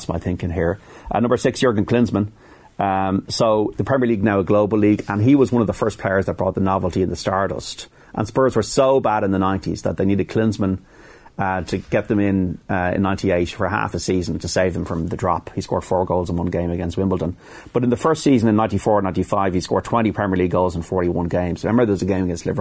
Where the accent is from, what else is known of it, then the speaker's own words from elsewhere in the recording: Dublin, Leinster, Ireland; as an Irishman and as a dub